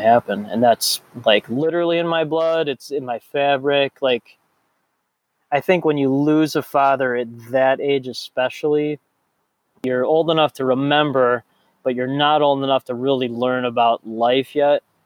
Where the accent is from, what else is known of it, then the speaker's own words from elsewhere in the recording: Chicago, Illinois, United States; I grew up in the North Shore of Chicago